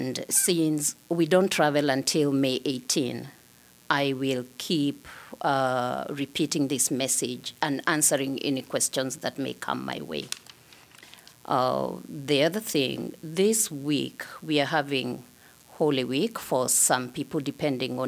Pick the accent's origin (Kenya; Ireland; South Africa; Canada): Kenya; now in Iowa City, United States; I am an immigrant from Kenya.